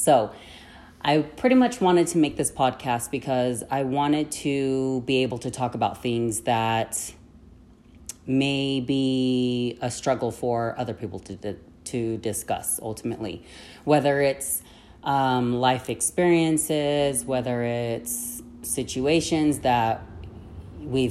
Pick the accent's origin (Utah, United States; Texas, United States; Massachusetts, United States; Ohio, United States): Utah, United States; Ogden; also born or lived in Yuma, Arizona; I grew up in Utah for most of my life. So I lived in the root of Ogden.